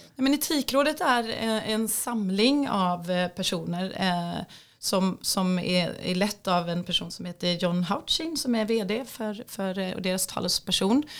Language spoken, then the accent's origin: Swedish; Sweden